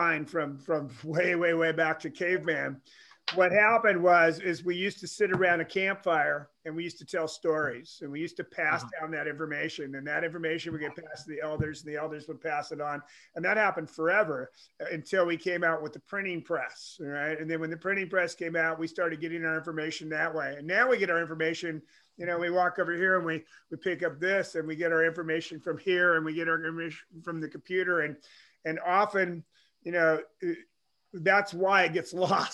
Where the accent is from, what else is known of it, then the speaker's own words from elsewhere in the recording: Pacific Northwest, United States; I was raised in the Pacific Northwest